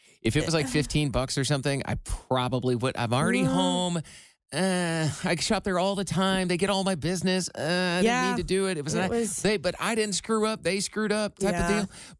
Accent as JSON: {"language": "English", "region": "Iowa", "country": "United States", "tie": "born or raised there", "moved": "yes", "lives_now": "Cincinnati, United States", "said": "I definitely stole a pack of gum when I was like a seven-year-old in Iowa."}